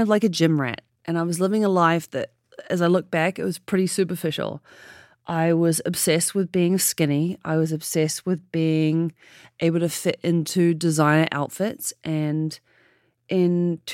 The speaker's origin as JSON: {"language": "English", "country": "New Zealand", "tie": "born or raised there", "moved": "yes", "lives_now": "San Francisco, United States"}